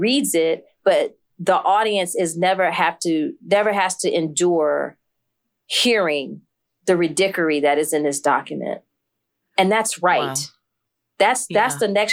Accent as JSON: {"language": "English", "region": "New York", "country": "United States", "tie": "born or raised there", "said": "I was born in New York up the street"}